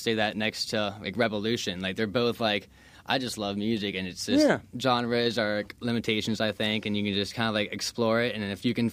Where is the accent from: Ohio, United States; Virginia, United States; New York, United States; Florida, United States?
Florida, United States; also born or lived in Colorado; I grew up here in Florida